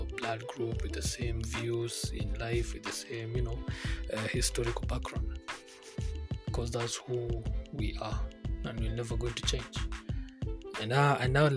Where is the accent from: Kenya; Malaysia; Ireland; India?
Kenya; Kikuyu, Central Kenya; first language Kikuyu; English is a second language; I'm a Kikuyu.